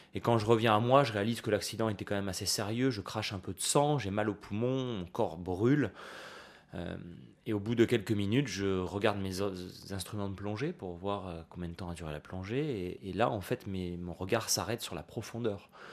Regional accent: Nice, Provence-Alpes-Côte d'Azur, France; en grandissant à Nice, tous les étés, j'allais, euh, à la plage, comme tous les gosses

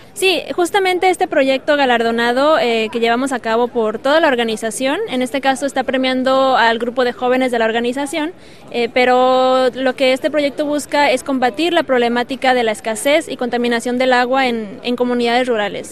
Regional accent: Oaxaca, Mexico; soy mexicana eh, del estado de Oaxaca

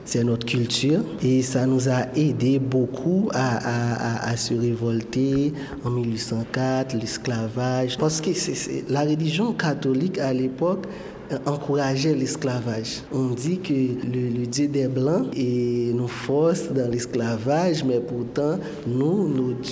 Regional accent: Haiti; On a grandi en Haïti, on sait ce que ça veut dire.

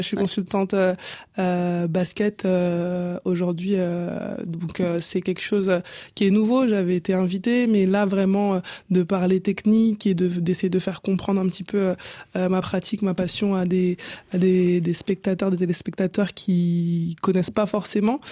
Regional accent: La Courneuve, Île-de-France, France; also born or lived in Cameroon; J'ai grandi à La Courneuve, en Seine-Saint-Denis. Je suis originaire du Cameroun

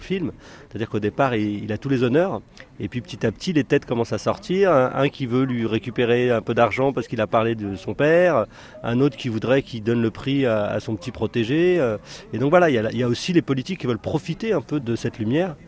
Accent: France; je suis pas né en Algérie, je suis né en France

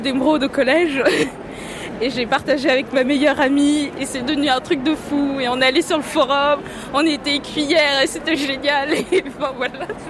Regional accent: Normandy, France; moved away; De France. Je viens de Normandie

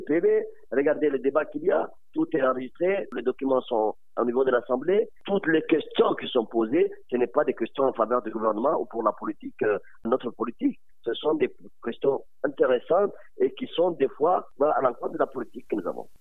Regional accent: Djibouti; chez nous à Djibouti

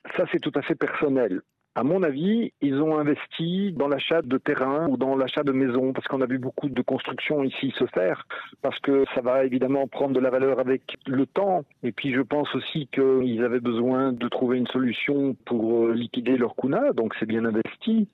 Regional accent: Belgium; moved away as an adult; now in Croatia; je suis belge, mais que mes parents sont partis à la Côte d'Azur quand j'étais très jeune

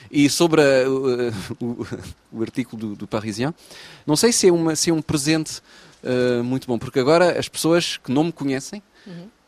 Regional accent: Portugal; ponho-me a chorar porque sou português

